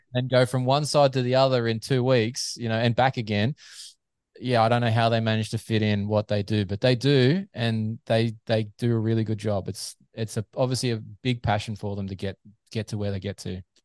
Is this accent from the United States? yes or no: no; Australia; As a Aussie fan